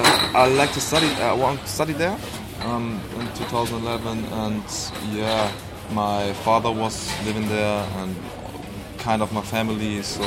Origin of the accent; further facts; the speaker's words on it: Hamburg, Germany; I'm born and raised in Hamburg, yeah.